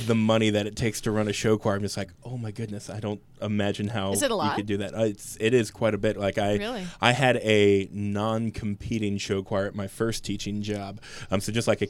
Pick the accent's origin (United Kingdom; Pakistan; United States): United States; St. Clairsville, Ohio; I'm originally from St. Clairsville, Ohio.